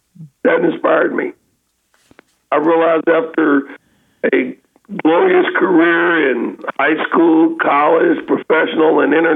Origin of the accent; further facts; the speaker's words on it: Kansas City, Kansas, United States; Yes, sir. I was born and raised in Kansas City, Kansas.